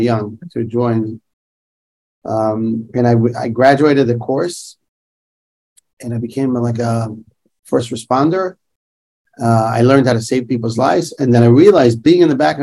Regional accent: Jerusalem, Jerusalem District, Israel; I grew up in Yerushalayim. I was born and raised there.

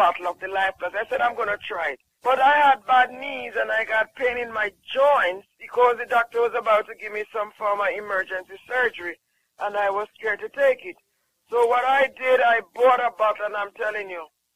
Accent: Jamaica; I'm from Jamaica

